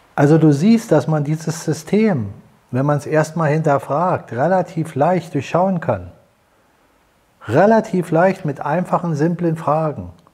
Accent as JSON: {"language": "German", "country": "Germany", "said": "als Deutsche"}